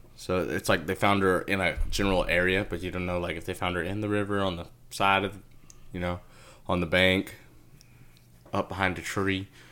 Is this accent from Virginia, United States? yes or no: no; Texas, United States; I'm from Texas